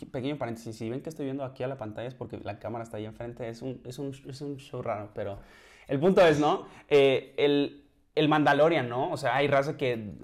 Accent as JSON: {"language": "Spanish", "country": "Mexico", "also_born_or_lived": "central Mexico", "said": "soy mexicano"}